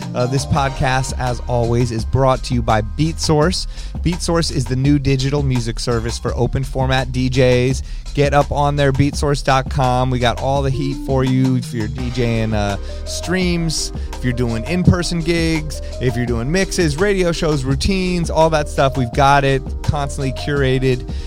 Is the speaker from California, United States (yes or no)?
yes; Los Angeles, California, United States; Growing up in Los Angeles